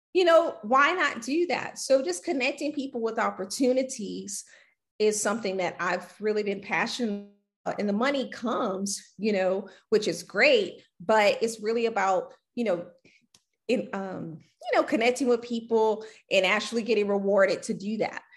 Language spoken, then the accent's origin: English; Louisiana, United States; moved away as an adult; now in Houston, United States; I grew up in Louisiana. Mm-hmm and I moved here to Houston